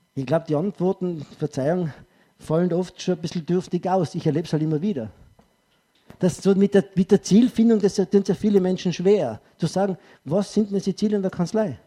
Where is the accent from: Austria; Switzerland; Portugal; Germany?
Austria; Tyrol; Als Tiroler